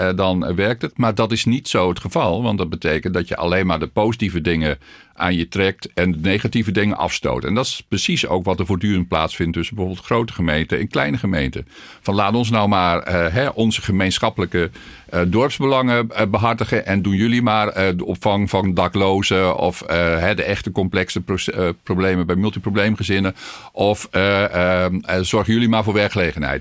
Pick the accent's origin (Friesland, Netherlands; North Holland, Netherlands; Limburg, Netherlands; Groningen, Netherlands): Groningen, Netherlands; North; moved away as an adult; also born or lived in Tilburg / Riethoven; Ik kom uit Noord-Groningen